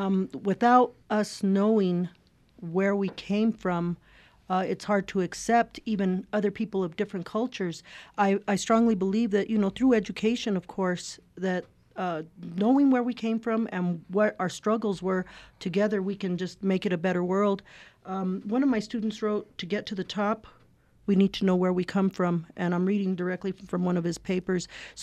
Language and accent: English; Las Cruces, New Mexico, United States; I'm from southern New Mexico. I was brought up in Las Cruces.